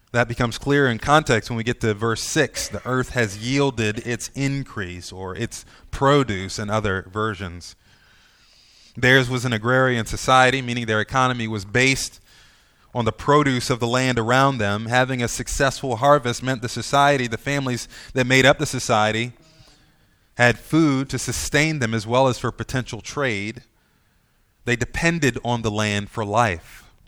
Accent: United States; We as American Christians

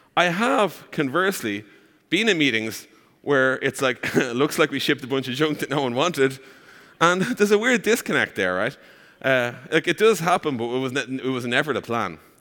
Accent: Ireland; accent: Irish; I am from Ireland. That's the accent you're hearing.

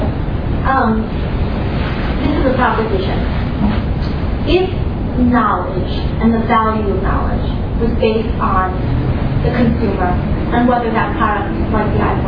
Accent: China; now in United States; I grew up in China

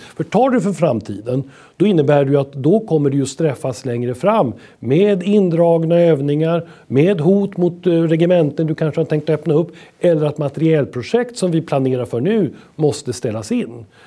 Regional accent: Sweden; som svenskar

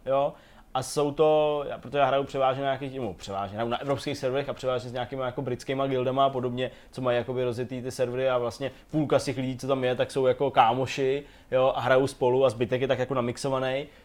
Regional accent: Czechia; jsem jako Čech

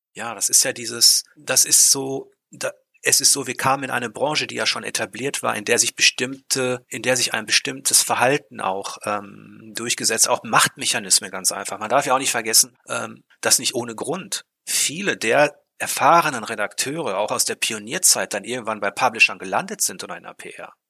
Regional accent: Ruhr area, North Rhine-Westphalia, Germany; ich komme aus dem Ruhrpott

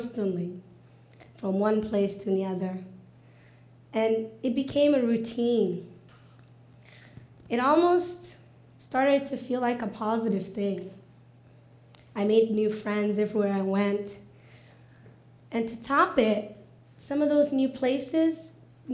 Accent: Mogadishu, Banaadir, Somalia; now in United States; Growing up in Mogadishu, in a large family

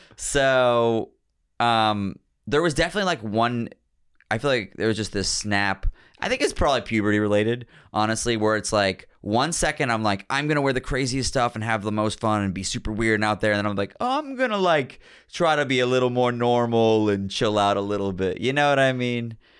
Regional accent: Pittsburgh, Pennsylvania, United States; also born or lived in New York; now in Philadelphia, United States; I was born in Pittsburgh

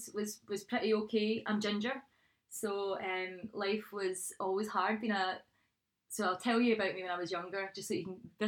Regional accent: Glasgow, Scotland, United Kingdom; also born or lived in Bishopbriggs; I was born and bred in Maryhill.

